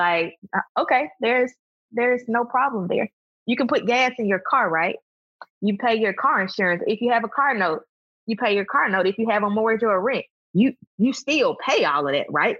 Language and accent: English; Birmingham, Alabama, United States; also born or lived in Huntsville, Alabama; The friends that I grew up with in Birmingham